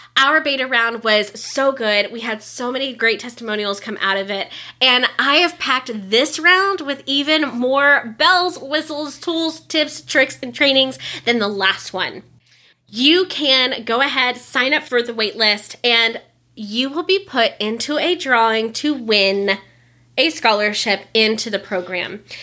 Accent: Florida, United States; moved away; I lived in Florida. I grew up in Florida, so we got hurricanes

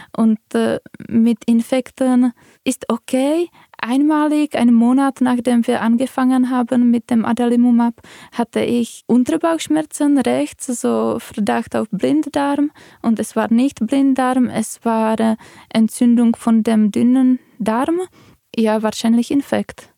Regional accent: Czechia; moved away; Ich komme aus Tschechien

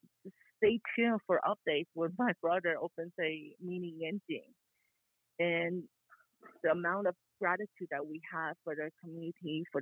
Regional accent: Buford Highway, Georgia, United States; also born or lived in Korea; I was born in Korea, I feel like part of my childhood, my like college years, everything, I spent it my entire time in Buford Highway.

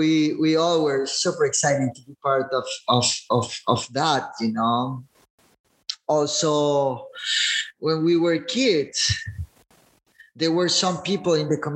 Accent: El Zonte, La Libertad, El Salvador; I remember growing here in Sonte in Christian families

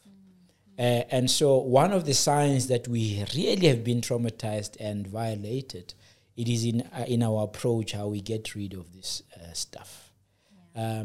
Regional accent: South Africa; I come from the plateau of South Africa.

